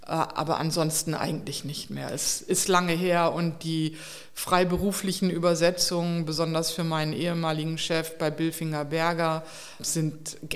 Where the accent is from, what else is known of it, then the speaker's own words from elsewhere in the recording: Delmenhorst, Lower Saxony, Germany; Aus Delmenhorst bei Bremen.